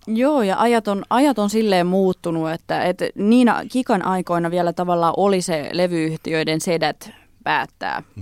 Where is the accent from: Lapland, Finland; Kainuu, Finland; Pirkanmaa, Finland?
Pirkanmaa, Finland; Tampere; also born or lived in Lempäälä; mä oon syntynyt Tampereella ja mä kävin alaasteen Tampereella, mutta sitten me muutettiin Lempäälään, niin mä sit kävin niinku yläasteen ja lukioajan Lempäälästä käsin